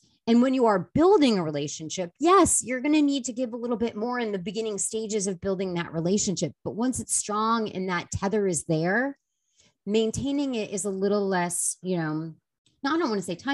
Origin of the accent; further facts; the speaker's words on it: Boston, Massachusetts, United States; I was from Boston